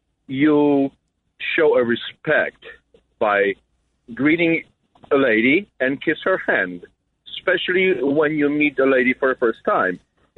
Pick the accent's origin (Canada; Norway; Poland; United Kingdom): Poland; now in Jersey City, United States; I'm from Europe. I'm from Poland.